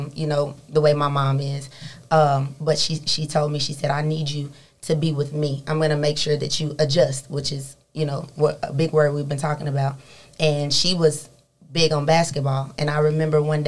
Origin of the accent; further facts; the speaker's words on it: Dallas, Texas, United States; also born or lived in Cedar Hill, Texas; I'm from Dallas, Texas. My mom was in law enforcement for 30 plus years